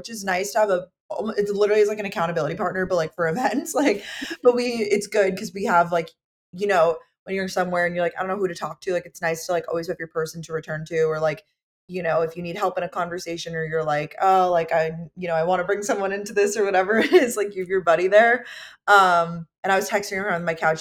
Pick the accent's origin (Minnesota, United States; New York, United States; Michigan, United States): New York, United States; Long Island; also born or lived in Georgia / Boston; now in New York City, United States; I grew up on Long Island in New York